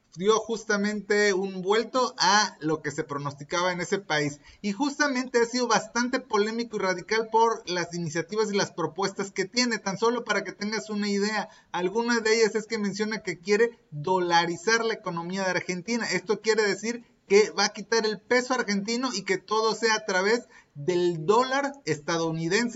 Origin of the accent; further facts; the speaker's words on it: Mexico; soy mexicano y estoy grabando este episodio directamente desde México